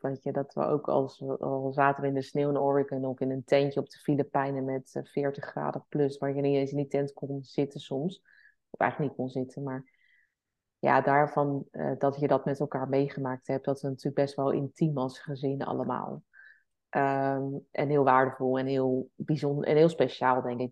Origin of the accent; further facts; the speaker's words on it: the West, South Holland, Netherlands; wij komen natuurlijk uit het Westen. Zeg maar Den Haag, Leiden.